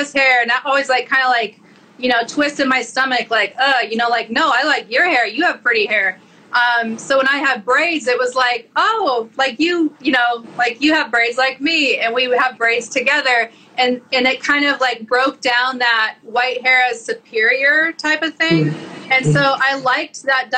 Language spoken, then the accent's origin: English; Montana, United States; I'm from Montana